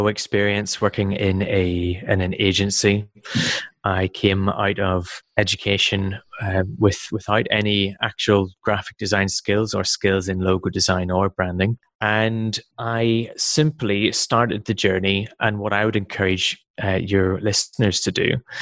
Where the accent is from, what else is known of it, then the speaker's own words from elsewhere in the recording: Belfast, Northern Ireland, United Kingdom; moved away as an adult; also born or lived in Wales; I come from the UK. I was born in Belfast